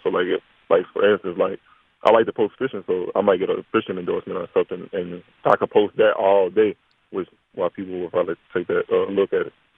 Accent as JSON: {"language": "English", "town": "Livonia", "region": "Louisiana", "country": "United States", "tie": "born or raised there", "said": "my hometown, uh, where I grew up at, where I played football at, at Livonia High School."}